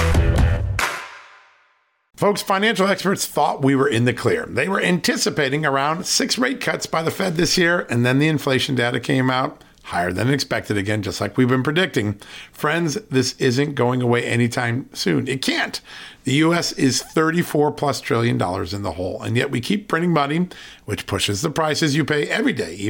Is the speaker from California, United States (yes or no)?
no; Virginia, United States; the great state of Virginia, my home state